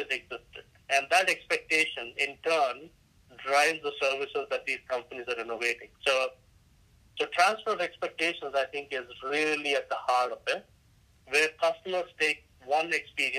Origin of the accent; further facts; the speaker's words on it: India; moved away; I'm Indian by ethnicity